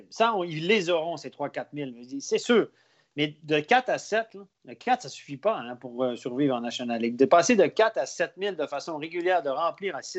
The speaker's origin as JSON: {"language": "French", "region": "Quebec", "country": "Canada", "accent": "Québécois", "moved": "yes", "said": "on n'est pas comme ça au ah, Québec quand même. On est, très accueillants, on est très spontanés."}